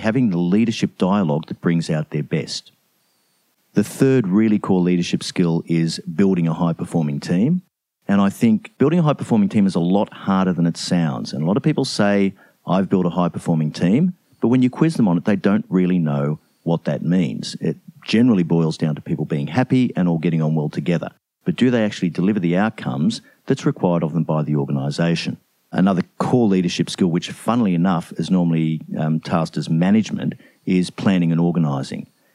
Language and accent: English; Brisbane, Queensland, Australia; I am Australian. I'm from Brisbane, Australia